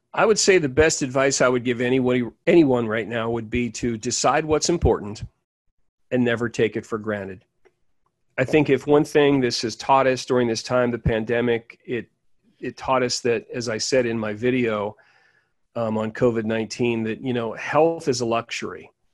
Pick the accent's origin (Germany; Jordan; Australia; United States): United States; Pittsburgh, Pennsylvania; I'm originally from Pittsburgh, Pennsylvania.